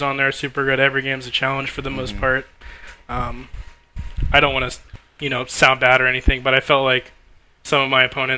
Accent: Maryland, United States; We're all from Maryland

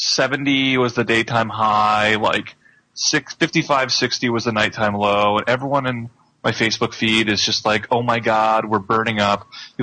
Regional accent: Columbus, Ohio, United States; moved away as an adult; now in Seattle, United States; I grew up in Columbus

